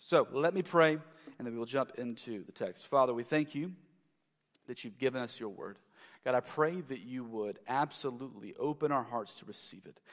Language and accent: English; South Carolina, United States; moved away as an adult; also born or lived in Louisville, Kentucky; I'm from South Carolina